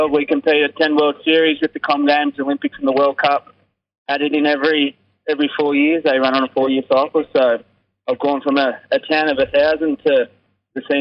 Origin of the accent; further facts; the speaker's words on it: Braidwood, New South Wales, Australia; moved away; also born or lived in Queanbeyan; I was born in Queanbeyan, grew up in Braidwood, a little country town.